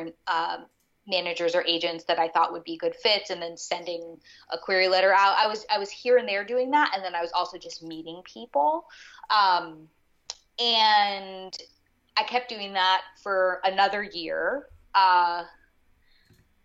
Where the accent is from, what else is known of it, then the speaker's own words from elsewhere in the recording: New York City, New York, United States; also born or lived in Connecticut; both of us are born and raised in New York City